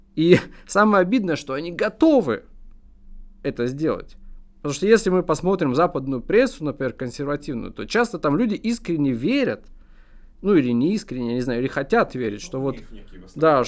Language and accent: Russian; Russia